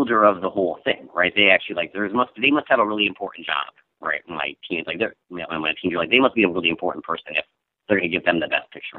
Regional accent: Michigan, United States; moved away as an adult; also born or lived in Columbus, Ohio / Johnstown, Ohio / Granville, Ohio; now in Los Angeles, United States; And then my dad got transferred for his work up to Michigan. So I kind of lived all over Michigan for the rest of my remaining

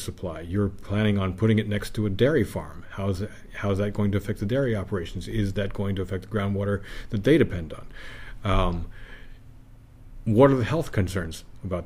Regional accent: Palmyra, New York, United States; my hometown in Palmyra.

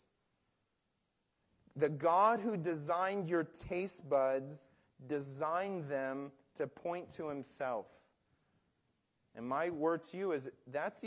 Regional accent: Detroit, Michigan, United States; When I grew up in Detroit

